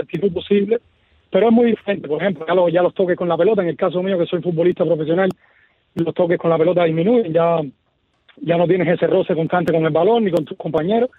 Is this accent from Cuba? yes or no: yes; Cuba; also born or lived in Michigan, United States; now in Miami, United States; me veían jugar a mí como cuando era pequeño en Cuba